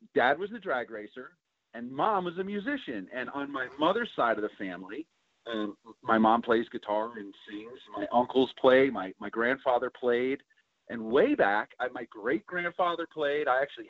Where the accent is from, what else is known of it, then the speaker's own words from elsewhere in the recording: New Providence, New Jersey, United States; also born or lived in Warren, New Jersey / Flemington, New Jersey; I'm from New Jersey. Grew up in New Providence, and then we moved to Warren, which is in Somerset County, New Jersey. I live in Flemington, New Jersey now.